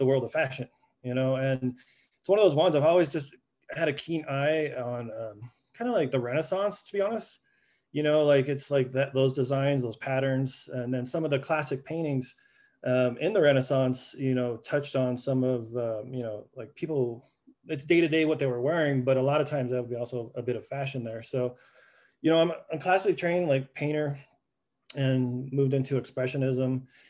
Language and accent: English; Southwest, United States; Well, I grew up in the Southwest art world.